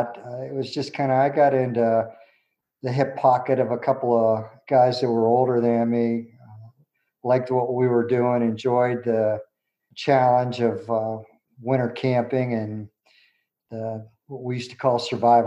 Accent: Pittsburgh, Pennsylvania, United States; I grew up in Western Pennsylvania in Pittsburgh

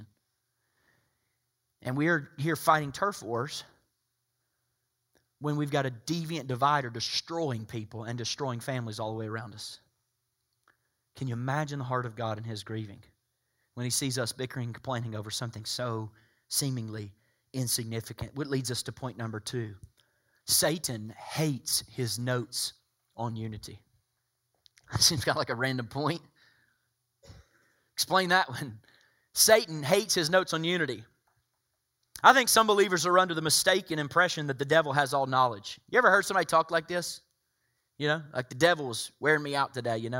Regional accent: Soddy-Daisy, Tennessee, United States; Some would say I'm uncivilized coming from Soddy Daisy, Tennessee

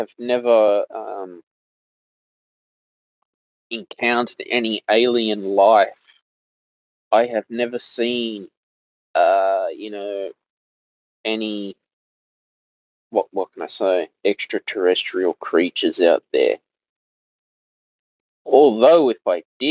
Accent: Australia; being an Australian citizen

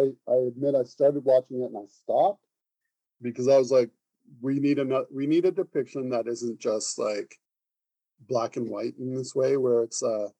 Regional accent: Canada; I want to be proud of being a Canadian.

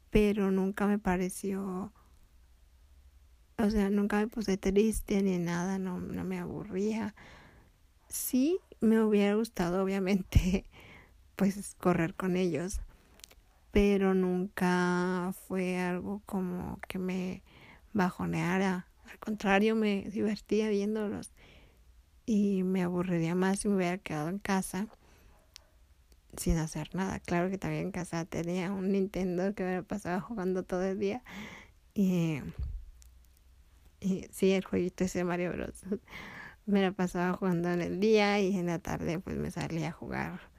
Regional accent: Tepic, Nayarit, Mexico; Pero allá en Tepic sí me divertí mucho. Después de vivir en el centro nos fuimos a una casa de Infonavit que el patrón de mi papá le rentaba. Y ahí fui a la escuela y hice muchos amigos.

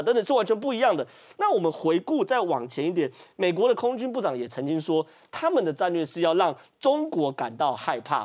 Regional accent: Taiwan; 我们台湾人

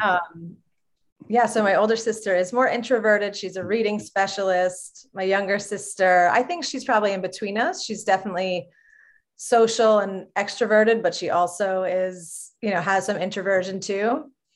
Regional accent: Long Island, New York, United States; I grew up on Long Island, New York

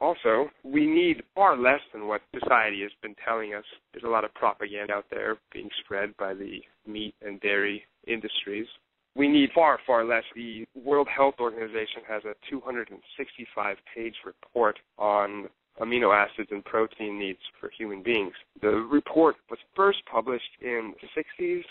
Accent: Pacific Northwest, United States; moved away as an adult; also born or lived in Chicago; now in Seattle, United States; Now I'm back home where I used to live. I'm from the Pacific Northwest

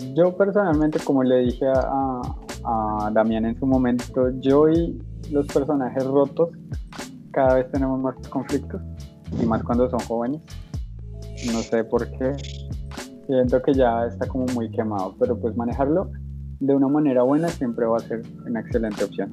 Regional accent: Bogotá, Colombia; yo como bogotano, o como chico que nació en Bogotá y se crió

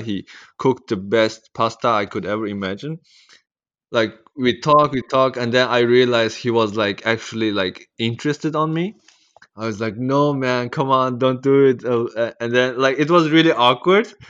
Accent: East Turkestan, Xinjiang, China; also born or lived in Netherlands; now in Australia; I'm from Netherlands. And I was born in Maitao, which is, uh, East Turkestan

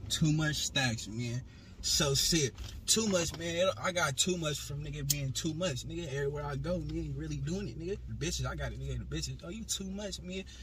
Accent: Fresno, California, United States; I was born in Fresno, California, man. Real five five nine, baby.

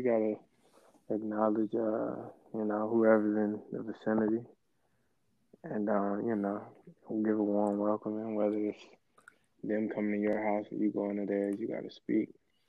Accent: Clanton, Alabama, United States; moved away as an adult; now in Birmingham, United States; I live in Birmingham, Alabama. I'm originally from Clanton, Alabama.

